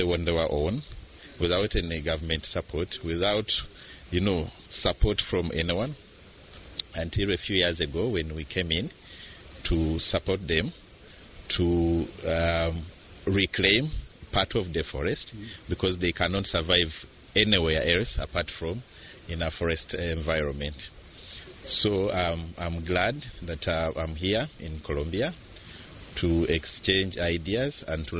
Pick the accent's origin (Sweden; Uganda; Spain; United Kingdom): Uganda; from Uganda